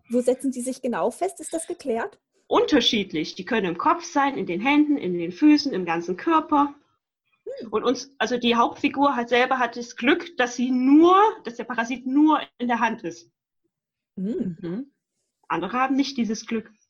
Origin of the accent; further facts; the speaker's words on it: Rhineland, Germany; ich komme aus dem Rheinland.